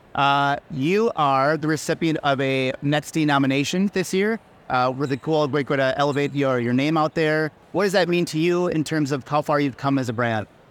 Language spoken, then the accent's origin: English; Minnesota, United States; home to Minnesota, to my home state.